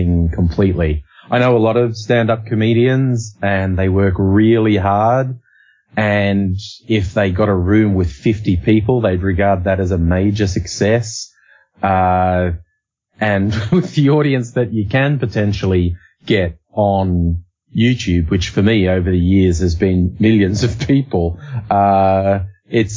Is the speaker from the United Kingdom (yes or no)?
no; Australia; we say it like it's a Z, Aussie